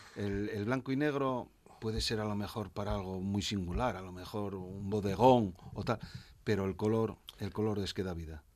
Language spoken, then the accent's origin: Spanish; Asturias, Spain; soy muy de mi tierra. Y mi tierra es Asturias y Asturias ante todo